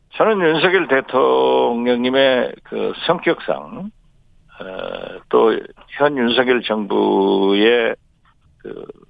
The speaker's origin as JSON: {"language": "Korean", "town": "Jindo", "region": "South Jeolla", "country": "South Korea", "tie": "born or raised there", "said": "제 고향 진도에 가서"}